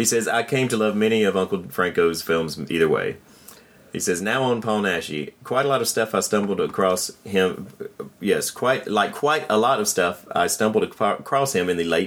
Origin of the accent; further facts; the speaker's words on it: Germany; English is a second language; it seems to me often very different from my own experiences since I'm from Germany.